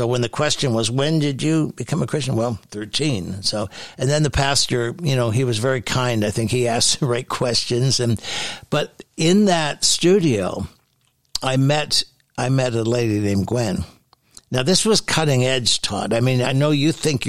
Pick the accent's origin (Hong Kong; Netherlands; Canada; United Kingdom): Canada; Hamilton, Ontario; now in Ottawa, Canada; I was born in Hamilton, Ontario, and then our family moved out in the country.